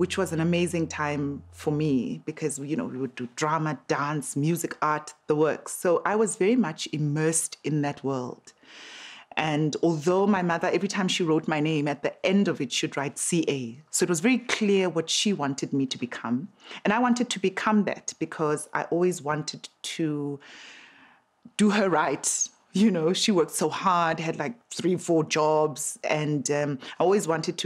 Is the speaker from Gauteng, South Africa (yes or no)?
yes; Soweto, Gauteng, South Africa; I grew up in Midolands, in Soweto